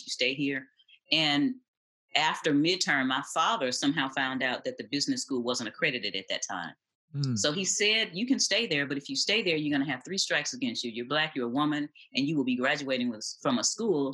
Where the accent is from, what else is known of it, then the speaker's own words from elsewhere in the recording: Detroit, Michigan, United States; moved away; I'm originally from Detroit, east side of Detroit.